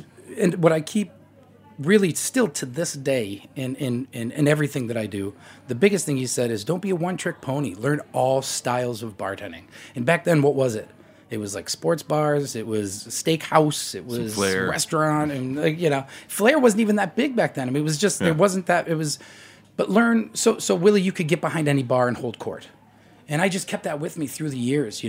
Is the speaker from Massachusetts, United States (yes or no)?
yes; Boston, Massachusetts, United States; Division III school in Boston, Massachusetts, my hometown